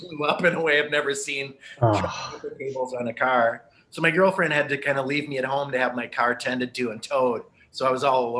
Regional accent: St. Paul, Minnesota, United States; I grew up in St. Paul

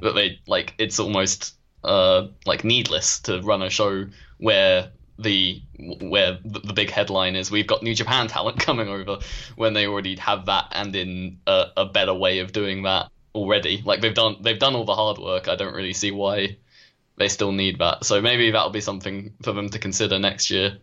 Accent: United Kingdom; as a Brit

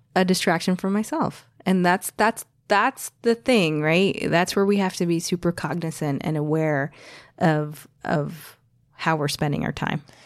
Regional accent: New Jersey, United States; also born or lived in New York City; I, I grew up in the States, as we've noted several times. I was born in New Jersey

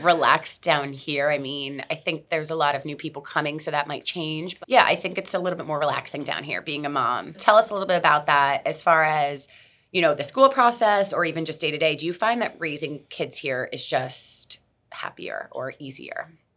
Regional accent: Miami, Florida, United States; I'm born and raised in Miami

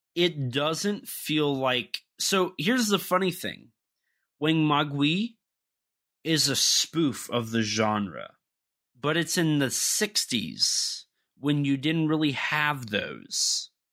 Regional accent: United States; I'm the American

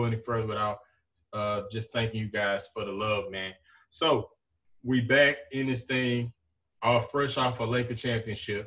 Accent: Zachary, Louisiana, United States; Zachary, my hometown

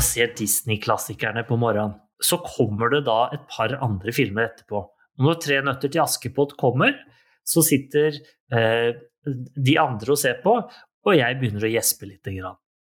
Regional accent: Norway; Vi er nordmenn.

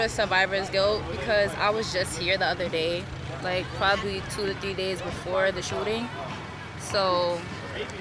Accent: New York City, New York, United States; moved away as an adult; now in Buffalo, United States; from Harlem, New York, but I live in Buffalo

